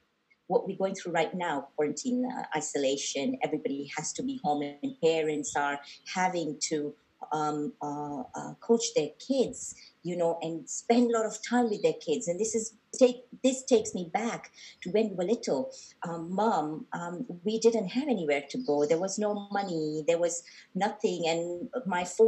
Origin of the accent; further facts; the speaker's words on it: Mombasa, Mombasa County, Kenya; we were born and brought up in Mombasa.